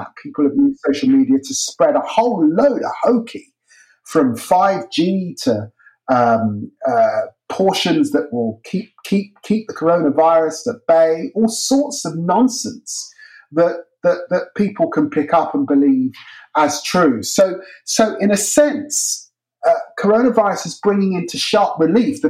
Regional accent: Peterborough, East of England, United Kingdom; moved away; my growing up in the city of Peterborough

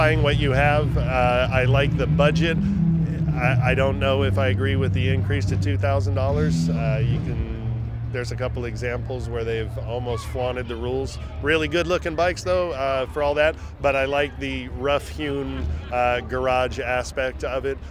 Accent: East Bay, California, United States; I'm from the East Bay area

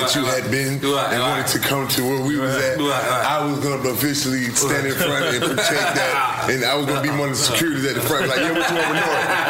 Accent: Atlanta, Georgia, United States; I'm from Bankhead, right? But I live in Buckhead.

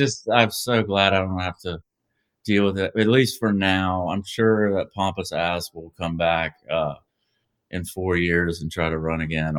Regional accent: Georgia, United States; moved away; I'm originally from Georgia. That's become a serious problem in my old home state.

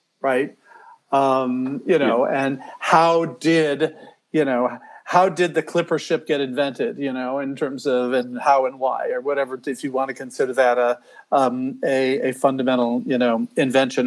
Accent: Chicago, Illinois, United States; I grew up in Chicago or outside of Chicago.

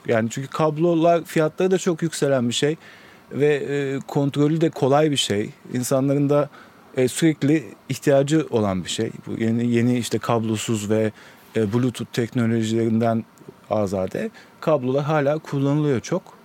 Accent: Istanbul, Turkey; also born or lived in Germany; Kadıköy doğumluyum. Yani hep Kadıköy'de yaşadım.

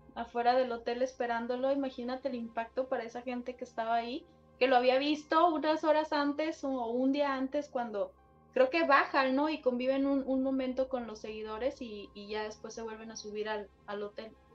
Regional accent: Sinaloa, Mexico; yo soy del estado de Sinaloa

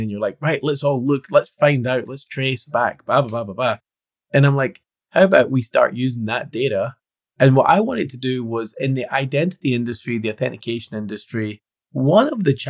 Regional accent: Scotland, United Kingdom; Yeah, being Scottish, I could subscribe to the beer test.

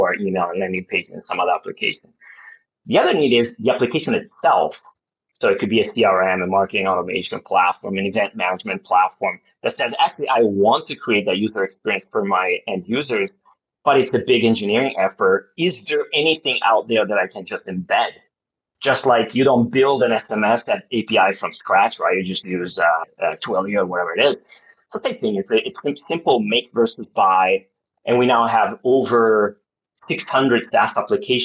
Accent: Milan, Lombardy, Italy; also born or lived in Los Angeles, United States; I grew up in Italy, in Milan

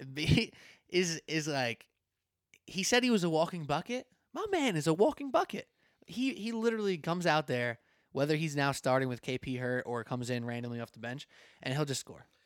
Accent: New York, United States; I was from New York

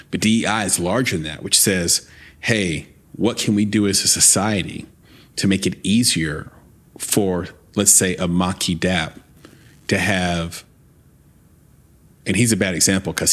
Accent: the South, United States; I grew up in the South, but I'm I grew up in the South as a biracial lesbian

